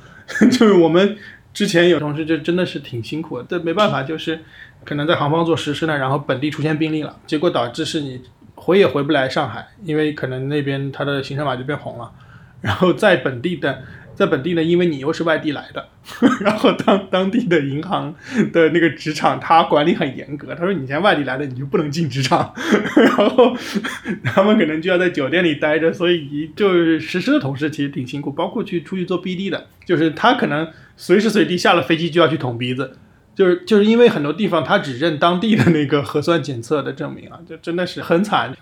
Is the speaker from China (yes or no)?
yes; Hubei, China; now in Shanghai, China; 我们家是湖北的